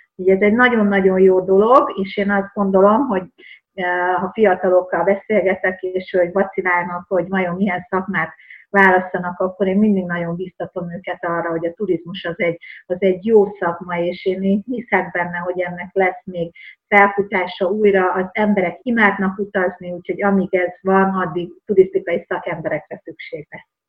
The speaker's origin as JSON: {"language": "Hungarian", "region": "rural Hungary", "country": "Hungary", "tie": "born or raised there", "said": "a vidéken nőttem fel"}